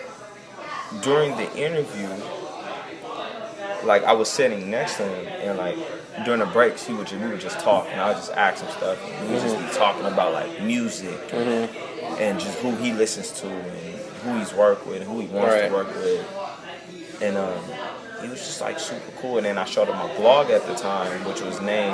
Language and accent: English; Compton, California, United States; I'm from Compton